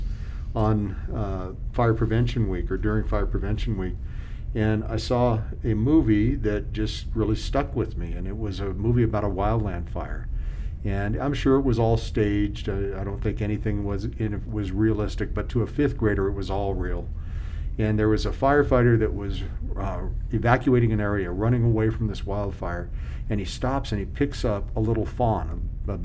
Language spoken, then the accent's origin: English; Hawaii, United States; moved away as an adult; also born or lived in Pueblo, Colorado / Honolulu; now in Colorado Springs, United States; When I was 2 years old, my dad decided to take a job in Hawaii